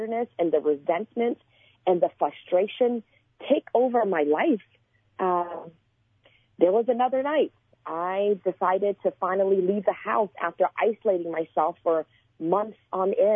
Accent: Port Arthur, Texas, United States; also born or lived in Houston, Texas; I was born in Port Arthur, Texas, and I had the same friends growing up until when I was about 15 years old

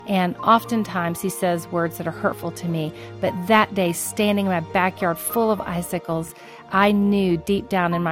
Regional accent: Florida, United States; I grew up in Florida

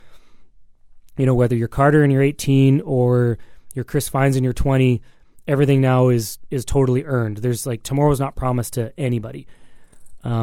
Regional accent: Alberta, Canada; moved away as an adult; also born or lived in British Columbia; I'm also not from here. Like, you know, I grew up in Alberta and I lived in BC

